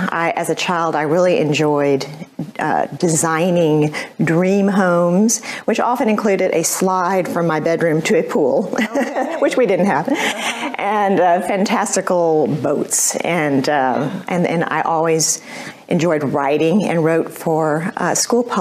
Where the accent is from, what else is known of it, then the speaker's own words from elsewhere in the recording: Houston, Texas, United States; born and raised in Houston